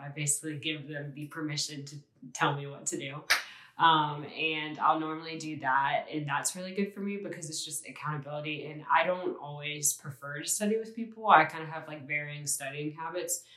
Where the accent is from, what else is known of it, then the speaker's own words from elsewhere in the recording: Ocean Springs, Mississippi, United States; I'm a senior from Ocean Springs, Mississippi